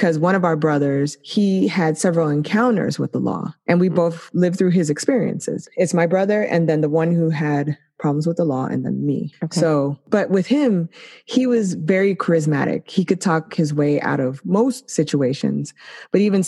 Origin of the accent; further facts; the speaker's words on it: United States; I'm Black American, but I was raised in a single parent home